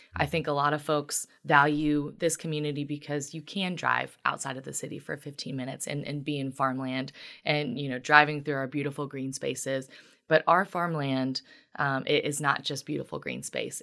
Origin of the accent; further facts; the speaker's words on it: Union, Kentucky, United States; moved away as an adult; now in Lexington, United States; I am originally from Union in Boone County in Northern Kentucky. So, I was born and raised there